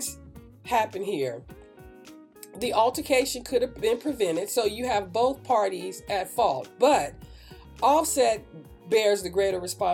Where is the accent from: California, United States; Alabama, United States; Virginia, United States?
California, United States; Oakland; I grew up in Oakland. I grew up in Northern California, especially in the Oakland area